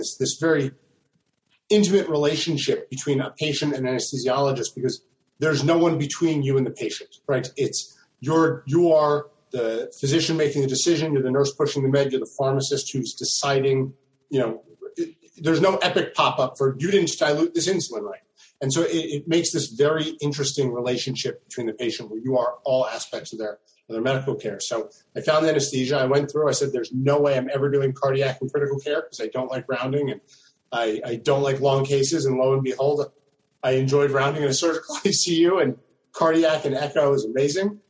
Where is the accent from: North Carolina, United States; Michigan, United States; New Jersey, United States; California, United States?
New Jersey, United States; I'm actually from South Jersey